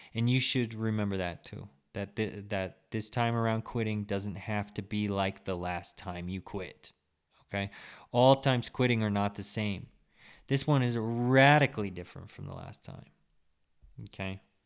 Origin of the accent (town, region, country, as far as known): United States